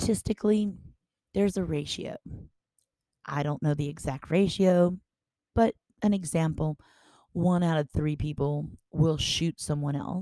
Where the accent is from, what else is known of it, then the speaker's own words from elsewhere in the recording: Baton Rouge, Louisiana, United States; also born or lived in Montana; as I'm sitting here in Baton Rouge, I am watching all the people in my city. This is my hometown